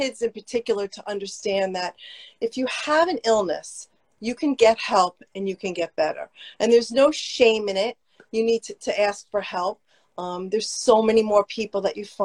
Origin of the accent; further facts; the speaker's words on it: New Jersey, United States; I grew up in North Jersey